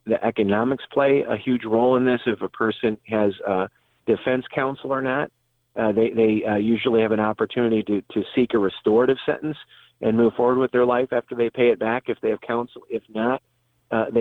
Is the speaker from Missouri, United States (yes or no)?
no; Detroit, Michigan, United States; My hometown is in the Detroit area, Detroit, Michigan